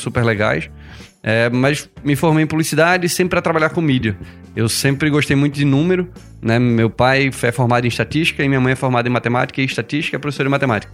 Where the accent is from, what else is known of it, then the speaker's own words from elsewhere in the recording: Recife, Pernambuco, Brazil; eu sou publicitário de formação, sou de Recife